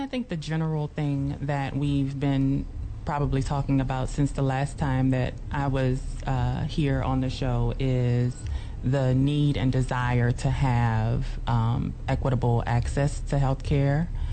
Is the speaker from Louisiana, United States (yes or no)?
yes; New Orleans, Louisiana, United States; I grew up in New Orleans